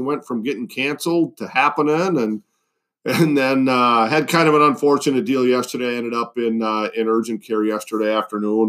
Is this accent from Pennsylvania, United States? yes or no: no; Western Wisconsin, United States; moved away; trout fishing in a little stream in my hometown